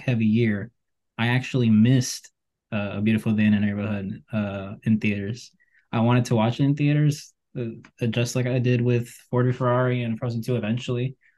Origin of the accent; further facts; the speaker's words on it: Colombia; I'm from Colombia